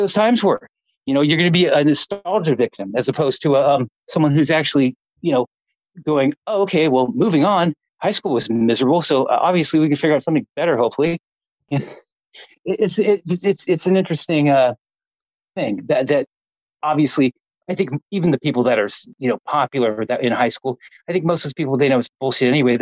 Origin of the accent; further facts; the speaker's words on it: Orange County, California, United States; I'm from Orange County too